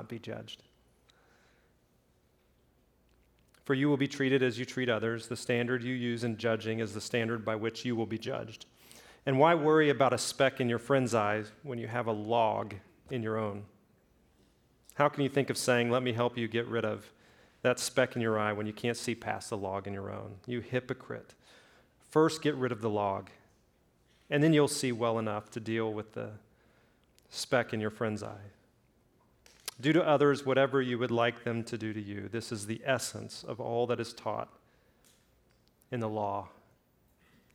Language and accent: English; Birmingham, Alabama, United States; I grew up in the South. I grew up in Birmingham.